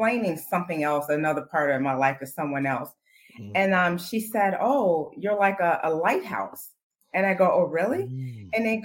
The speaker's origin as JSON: {"language": "English", "town": "Chicago", "region": "Illinois", "country": "United States", "tie": "born or raised there", "said": "growing up on the South Side of Chicago"}